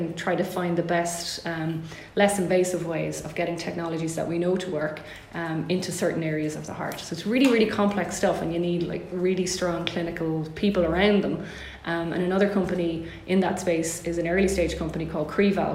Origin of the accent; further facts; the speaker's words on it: Galway, Connacht, Ireland; my hometown in Galway